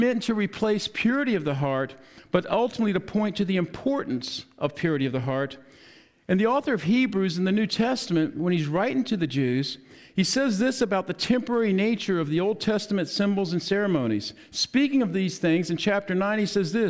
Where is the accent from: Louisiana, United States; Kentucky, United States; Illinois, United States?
Louisiana, United States; New Orleans; I was born in New Orleans